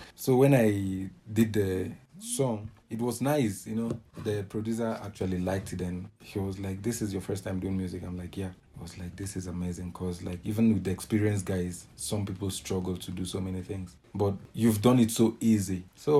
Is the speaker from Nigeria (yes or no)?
yes; Nigeria; Man, what I can say is first of all, being a Nigerian is a crime.